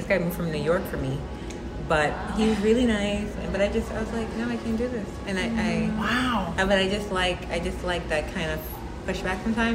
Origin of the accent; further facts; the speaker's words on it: Jamaica; I grew up in Jamaica